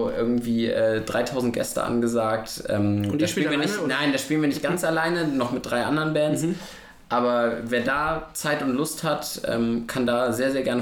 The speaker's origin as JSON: {"language": "German", "town": "Cologne", "region": "North Rhine-Westphalia", "country": "Germany", "said": "und das sage ich als Kölner"}